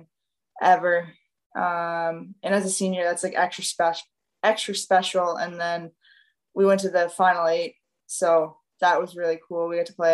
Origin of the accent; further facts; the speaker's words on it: Yarmouth, Nova Scotia, Canada; I'm from Yarmouth, it's a small town